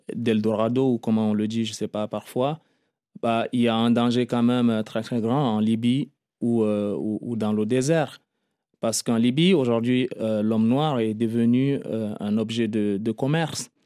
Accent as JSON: {"language": "French", "region": "Lac", "country": "Chad", "tie": "born or raised there", "also_born_or_lived": "Darfur / Libya", "moved": "as an adult", "lives_now": "Paris, France", "said": "je me considère quand même un peu tchadien parce que j'ai fait des études là et après, j'ai eu mon enfance là, ma jeunesse."}